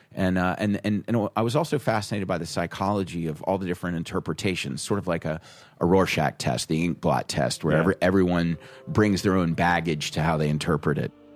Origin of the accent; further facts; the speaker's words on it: South Carolina, United States; moved away as an adult; also born or lived in Rhode Island; I'm from South Carolina, where it's, it's very traditional art